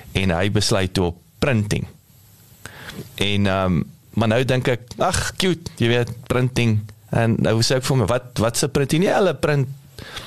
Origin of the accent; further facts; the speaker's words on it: South Africa; ons as Suid-Afrikaners